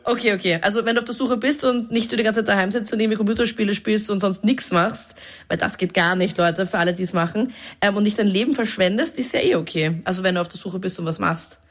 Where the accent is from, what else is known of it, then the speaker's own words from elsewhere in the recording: Austria; wir sind ja Österreicher